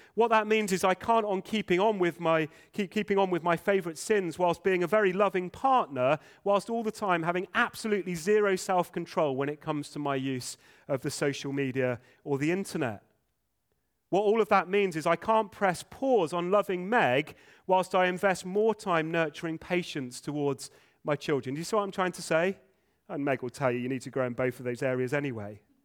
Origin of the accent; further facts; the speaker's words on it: England, United Kingdom; first language English; English folk, many of us. Uh, English is our first language.